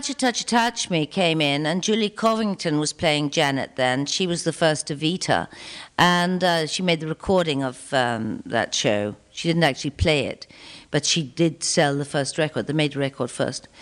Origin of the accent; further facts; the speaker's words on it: Belfast, Northern Ireland, United Kingdom; moved away; back home to Belfast, where I come from originally